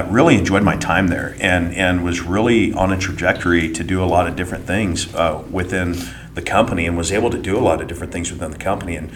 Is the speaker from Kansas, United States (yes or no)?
yes; Manhattan, Kansas, United States; moved away as an adult; now in Pleasant Hill, United States; I'm from Kansas. Grew up Manhattan, Kansas, so K-State fan